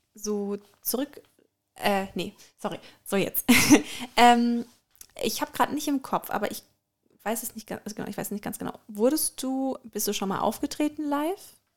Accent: Germany; bei uns in Deutschland

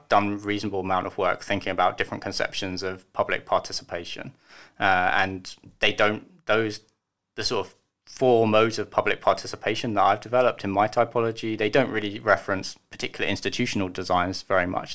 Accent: United Kingdom; now in Germany; I'm British

